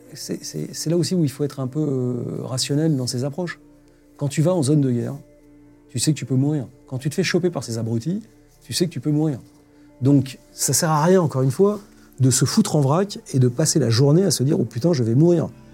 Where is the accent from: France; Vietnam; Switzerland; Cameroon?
France; On a cette chance, en tant que Français